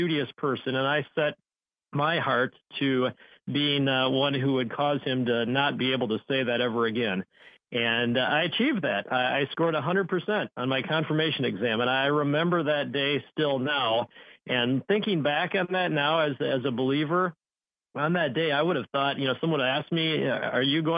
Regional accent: Fond du Lac, Wisconsin, United States; my hometown of Fond du Lac, Wisconsin

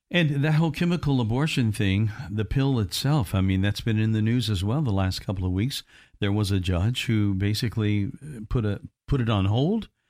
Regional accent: United States; growing up in America

